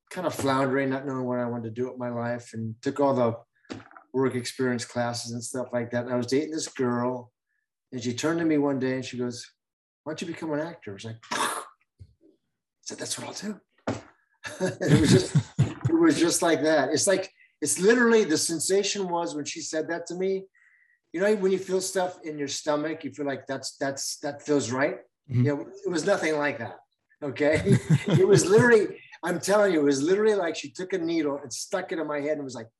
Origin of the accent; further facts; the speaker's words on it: Covina, California, United States; also born or lived in Hollywood, Los Angeles; I grew up in Covina